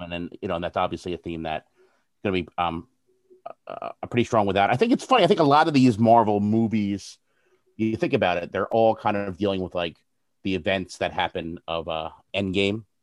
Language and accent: English; New Jersey, United States; I'm from New Jersey